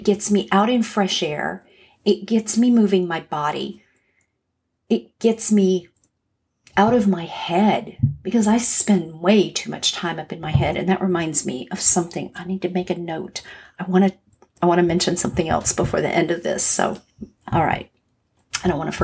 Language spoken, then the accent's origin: English; Los Angeles, California, United States; moved away as an adult; now in Atlanta, United States; I grew up in Los Angeles